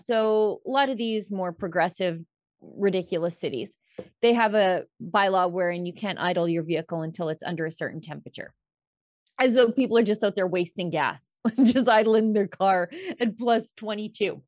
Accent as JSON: {"language": "English", "region": "Alberta", "country": "Canada", "said": "I'm from Alberta"}